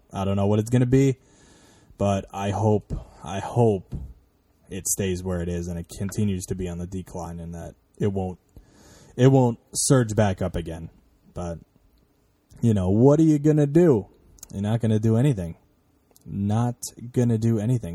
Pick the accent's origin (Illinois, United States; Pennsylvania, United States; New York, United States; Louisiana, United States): New York, United States; I'm from New York, which is, like, the worst fucking place for there to be traffic